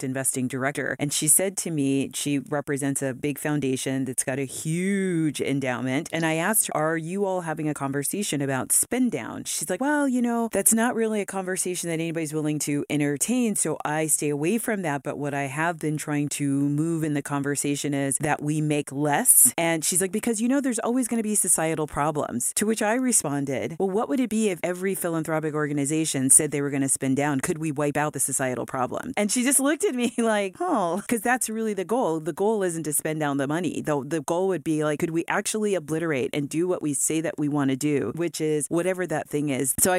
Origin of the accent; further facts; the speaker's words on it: Los Angeles, California, United States; I'm from Los Angeles